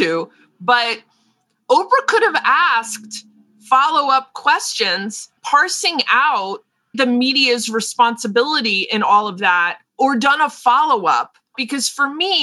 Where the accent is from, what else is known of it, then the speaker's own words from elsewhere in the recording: United States; I'm an American, we're Americans